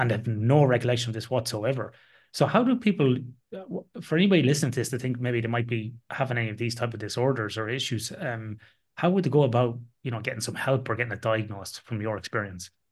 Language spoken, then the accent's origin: English; the middle of Ireland, Midlands, Ireland; my hometown in the middle of Ireland